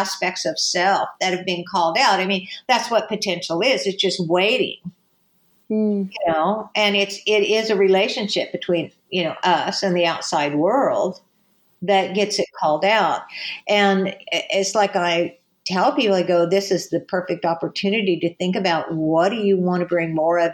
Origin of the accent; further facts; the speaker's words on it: California, United States; So I am a person from the United States and a person from California